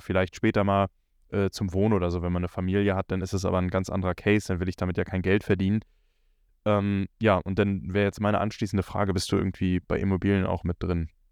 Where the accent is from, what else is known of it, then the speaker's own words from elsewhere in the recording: Northern Germany, Germany; bei uns im Norden hier ist auch so, dass wir, wenn wir in die 12. Klasse, 13. Klasse kommen, kurz vor Abitur